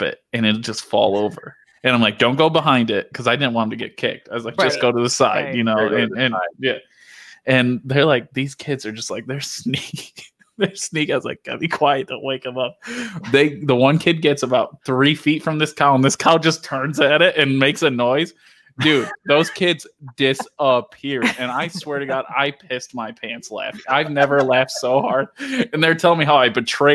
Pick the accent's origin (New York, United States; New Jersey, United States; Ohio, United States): New York, United States; Dundee; I grew up in Dundee.